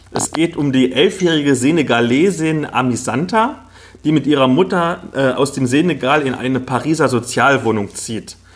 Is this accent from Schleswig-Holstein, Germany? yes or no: no; Halle, Saxony-Anhalt, Germany; Also ich komme ja aus Halle Neustadt, das ist so ein Ghetto im tiefsten Osten